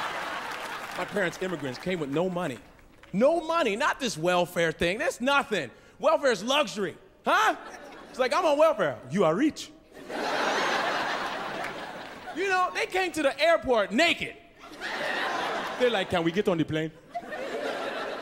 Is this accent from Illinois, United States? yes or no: yes; Chicago, Illinois, United States; also born or lived in Nebraska; I'm from Chicago